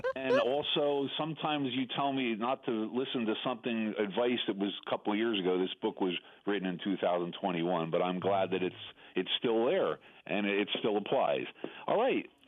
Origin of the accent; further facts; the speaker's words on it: New Jersey, United States; I'm from New Jersey